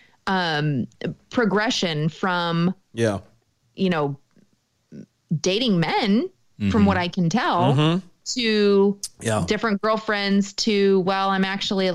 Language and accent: English; United States; I am American